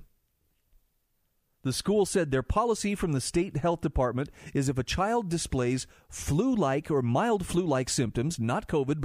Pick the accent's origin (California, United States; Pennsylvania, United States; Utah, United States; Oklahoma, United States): Utah, United States; my home state of Utah